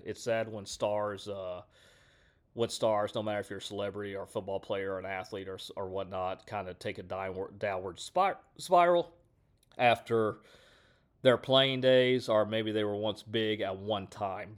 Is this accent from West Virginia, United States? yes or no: no; Houston, Texas, United States; I'm from Houston